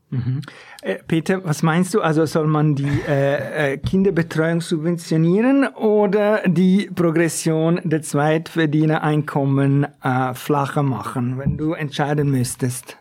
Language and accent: German; Ticino, Switzerland; das ist aus meinem Heimatkanton. Nicht wirklich ein Störparadies, aus dem Tessin.